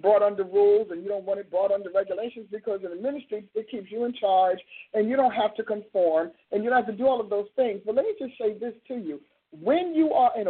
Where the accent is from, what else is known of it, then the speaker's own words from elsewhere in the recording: Newark, New Jersey, United States; I'm from Newark, New Jersey